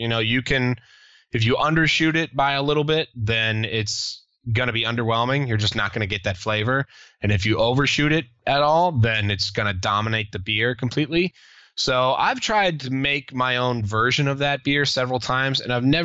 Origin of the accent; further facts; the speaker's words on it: Richmond, Virginia, United States; I'm from Richmond